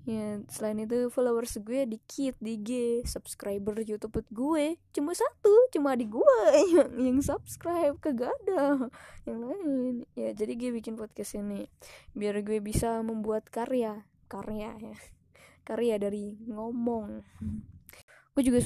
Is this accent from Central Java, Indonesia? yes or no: yes; Temanggung, Central Java, Indonesia; Gue terlahir dari daerah yang seperti itu di Temanggung. Lo cari deh Temanggung dari Jawa Tengah gue orang Jawa